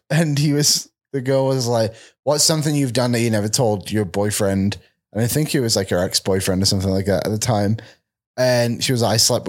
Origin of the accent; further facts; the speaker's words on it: England, United Kingdom; moved away; I'm English.